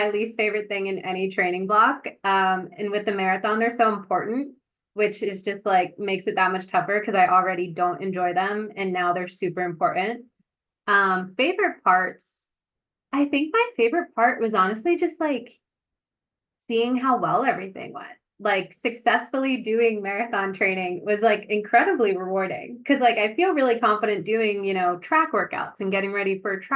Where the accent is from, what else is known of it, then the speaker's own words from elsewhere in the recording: New Jersey, United States; I'm from New Jersey